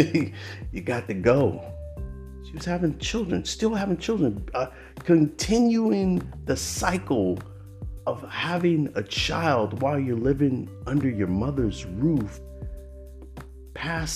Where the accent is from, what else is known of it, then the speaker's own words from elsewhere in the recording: Oakland, California, United States; I grew up in Oakland, California